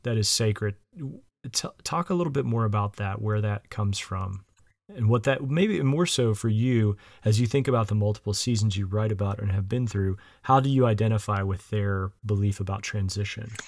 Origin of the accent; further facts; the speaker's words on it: West Virginia, United States; now in Illinois, United States; I grew up in the South. I grew up in West Virginia.